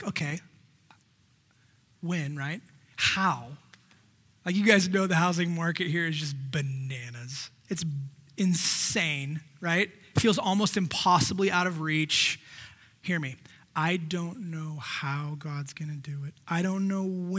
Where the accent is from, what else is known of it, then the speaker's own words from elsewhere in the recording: the Valley, California, United States; also born or lived in San Diego, United States; we grew up here in the Valley